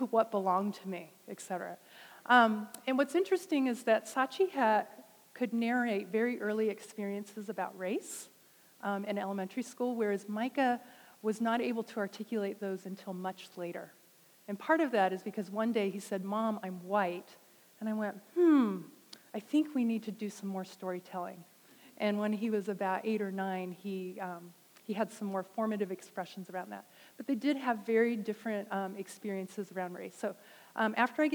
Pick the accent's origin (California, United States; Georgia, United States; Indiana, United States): California, United States; Northern; We grew up in Northern California